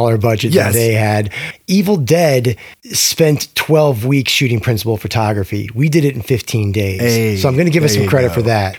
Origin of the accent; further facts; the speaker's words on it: Midwest, United States; Midwest boys like ourselves